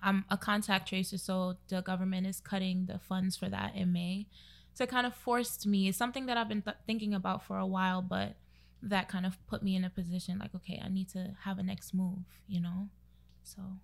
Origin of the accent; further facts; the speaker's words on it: New York City, New York, United States; now in Newark, United States; I'm from Brooklyn, of course, but I currently live in Newark